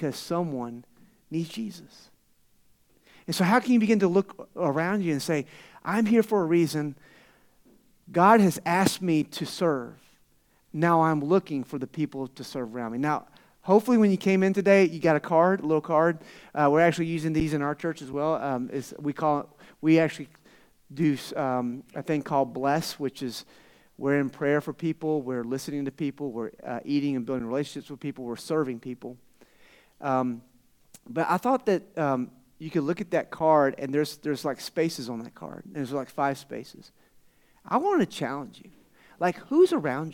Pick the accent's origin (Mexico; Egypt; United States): United States; Florida; now in Tucson, United States; I'm from Florida. You guys, someone said I had an accent, right? All the way from out east to Tucson.